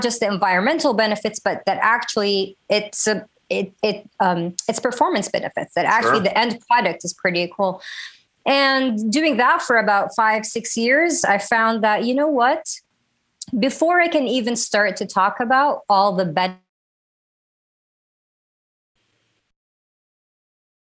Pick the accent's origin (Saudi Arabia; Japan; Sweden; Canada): Saudi Arabia; also born or lived in Minneapolis, Minnesota, United States / Washington, D.C., United States; now in Los Angeles, United States; I'm Saudi American, born in Minneapolis, raised in Saudi Arabia, and Washington, D.C. has been my home for 20 years